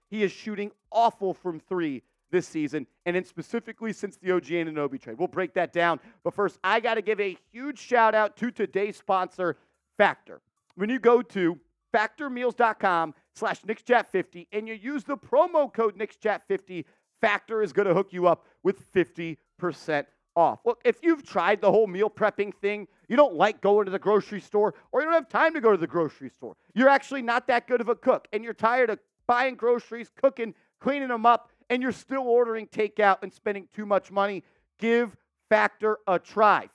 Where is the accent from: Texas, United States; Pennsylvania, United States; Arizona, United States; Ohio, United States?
Texas, United States; Houston; also born or lived in New York; I grew up in Houston, Texas, born in New York.